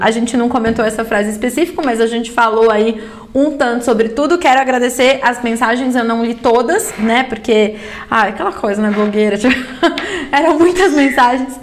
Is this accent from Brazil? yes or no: yes; São Paulo, Brazil; eu sou paulista, da onde? Eu falei, ah, da Moca.